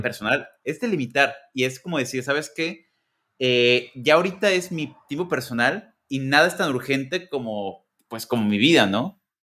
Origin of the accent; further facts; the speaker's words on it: Guadalajara, Jalisco, Mexico; moved away as an adult; now in United States; yo soy de Guadalajara.